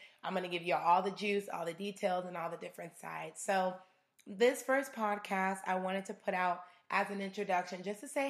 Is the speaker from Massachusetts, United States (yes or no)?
no; Arizona, United States; also born or lived in Chicago, Illinois; I moved to Arizona when I was about 7 years old